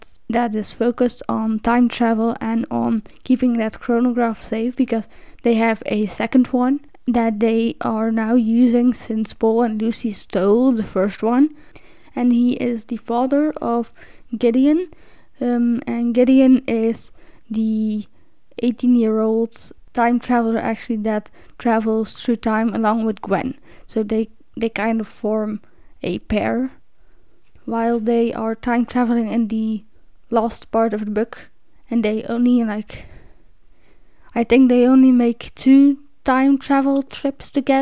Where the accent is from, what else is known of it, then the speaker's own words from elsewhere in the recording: Belgium; English is a second language; since I'm from Belgium and we learn French. We're either born speaking French or we learn it in school. Like, I've been learning French since I was 10.